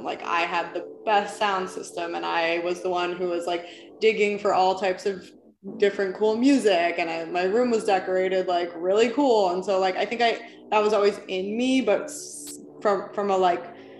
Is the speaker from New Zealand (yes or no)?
no; New York City, New York, United States; moved away as an adult; now in Los Angeles, United States; when I was a teenager, I grew up in New York City